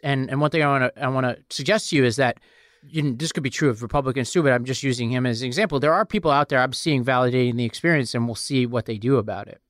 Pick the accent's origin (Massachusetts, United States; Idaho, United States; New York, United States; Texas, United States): New York, United States; New York City; I come from Staten Island, New York